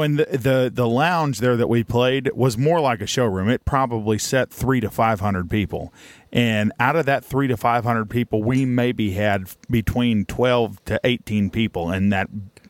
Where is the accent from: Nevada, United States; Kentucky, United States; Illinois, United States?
Nevada, United States; Well, we grew up in Nevada, and everything's 24 hours out there.